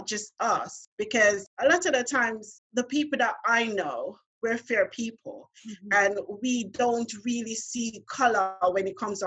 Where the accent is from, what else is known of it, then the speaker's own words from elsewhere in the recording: Montego Bay, Saint James, Jamaica; moved away as an adult; now in London, United Kingdom; I'm from Montego Bay